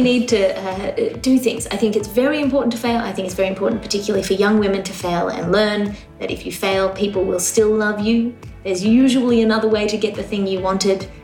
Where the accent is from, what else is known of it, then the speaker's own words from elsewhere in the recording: Australia; I'm Australian